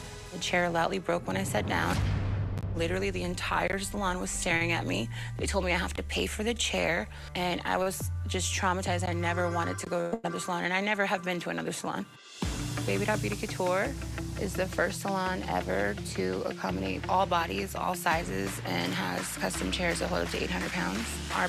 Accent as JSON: {"language": "English", "town": "Los Angeles", "region": "California", "country": "United States", "said": "I'm from Los Angeles, California."}